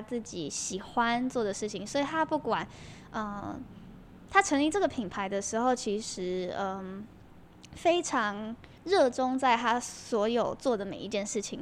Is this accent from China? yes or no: no; Kaohsiung, Taiwan; 其实我从小都是在高雄长大的啦